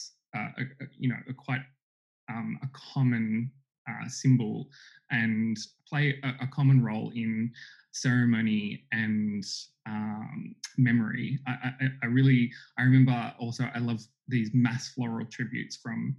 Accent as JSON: {"language": "English", "town": "Sydney", "region": "New South Wales", "country": "Australia", "tie": "born or raised there", "said": "my growing up on Darug country here in a rural part of Sydney"}